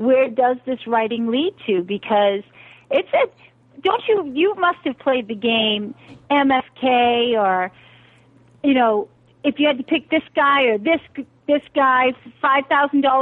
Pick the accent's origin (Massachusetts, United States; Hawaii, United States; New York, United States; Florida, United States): Massachusetts, United States; I'm from Massachusetts